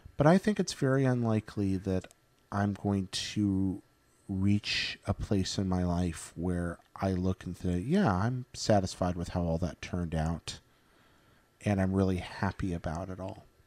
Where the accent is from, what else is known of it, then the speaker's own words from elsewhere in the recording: Northeast Alabama, United States; now in California, United States; I'm from Northeast Alabama, like the, the Pine Forest area